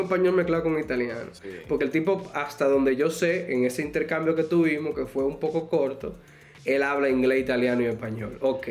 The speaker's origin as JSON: {"language": "Spanish", "country": "Dominican Republic", "said": "yo soy de República Dominicana"}